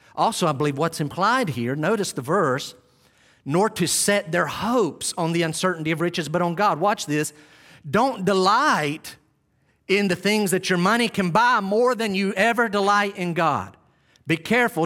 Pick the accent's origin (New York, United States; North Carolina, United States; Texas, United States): North Carolina, United States; Western; We'd leave Western North Carolina